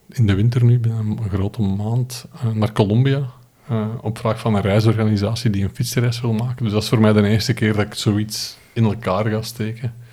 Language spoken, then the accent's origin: Dutch; Flanders, Belgium; born there; één in mijn geboortestreek, de Kimpen. vertrekken eh, vertrekken van Turnhout richting Eindhoven en terug.